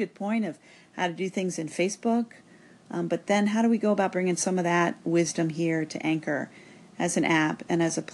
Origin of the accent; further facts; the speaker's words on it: Cincinnati, Ohio, United States; my hometown, Cincinnati